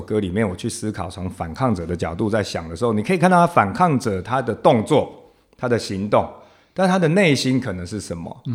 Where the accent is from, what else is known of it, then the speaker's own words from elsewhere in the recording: Taiwan; first language Taiwanese Hokkien; Chinese is a second language; 其实我最早，因为我是阿嬷带大的嗯。小孩嗯哼。所以是我最早讲的 这个台语就是我的母语嘛